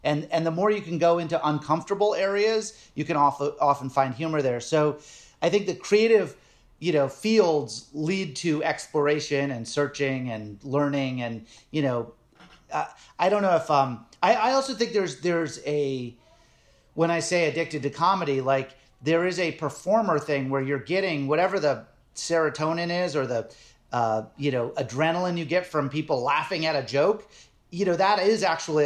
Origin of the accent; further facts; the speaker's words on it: Nantucket, Massachusetts, United States; I grew up on Nantucket Island.